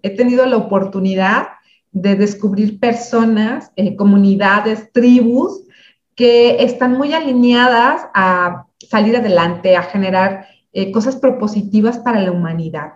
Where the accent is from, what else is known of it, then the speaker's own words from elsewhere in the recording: a small city in Michoacán, Mexico; Yo soy de una ciudad pequeña en, Michoacán, en, México